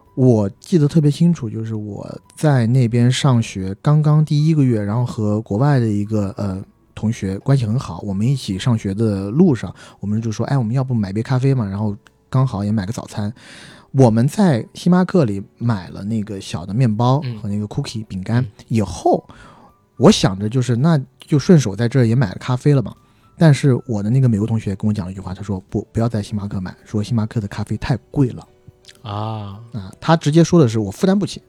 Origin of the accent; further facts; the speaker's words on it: Huangshan, Anhui, China; now in Beijing, China; 我们家，呃，在黄山那边的